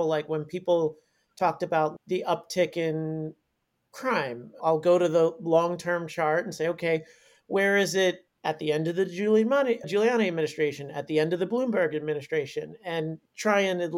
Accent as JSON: {"language": "English", "region": "New York", "country": "United States", "said": "as a New Yorker, mentally, I'm like, I didn't feel..."}